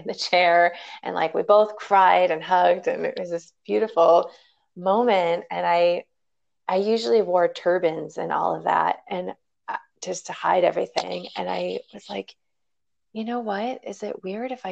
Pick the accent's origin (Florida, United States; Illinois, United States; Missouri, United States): Illinois, United States; Chicago; I am a Chicago girl